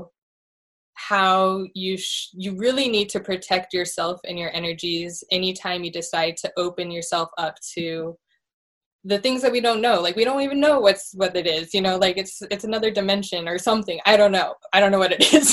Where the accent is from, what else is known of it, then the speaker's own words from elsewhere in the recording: Santa Barbara, California, United States; growing up in Santa Barbara, being right next to the ocean, I've always been an ocean girl.